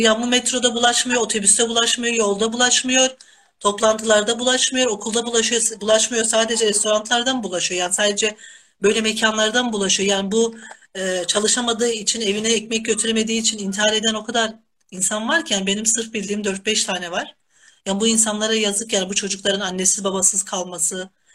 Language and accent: Turkish; Kahramanmaraş, Turkey; now in Denizli, Turkey; Tabii ki Denizli benim memleketim değil. Ben Kahramanmaraşlıyım.